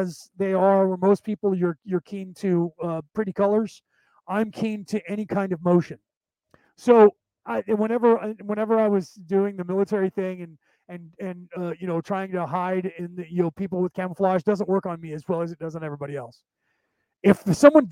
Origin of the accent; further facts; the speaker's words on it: Concord, California, United States; The city that I grew up in the San Francisco Bay Area, was only there because there was a military base that was there, and it's called the Concord Naval Weapons Station